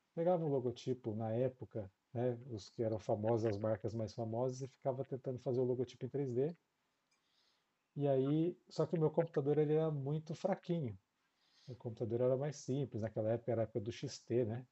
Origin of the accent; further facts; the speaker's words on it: São José dos Campos, São Paulo, Brazil; now in Jacareí, Brazil; eu morava em São José dos Campos, é onde eu cresci. Eu nasci em São Paulo, mas cresci em São José